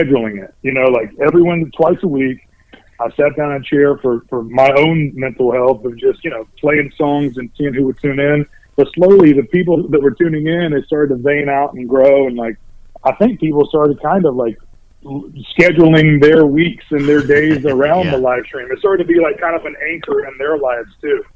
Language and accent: English; Greenville, North Carolina, United States; now in Wilmington, United States; I was born and raised in North Carolina, but I was born in Greenville, which is about 2 hours north of where I'm at now